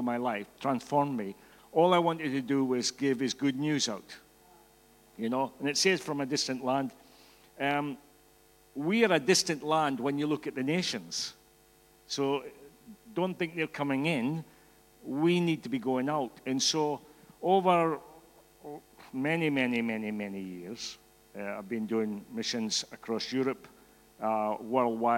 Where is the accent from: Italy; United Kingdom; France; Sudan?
United Kingdom; Scotland; accent: Scottish; I'm Scottish, in case you didn't get the accent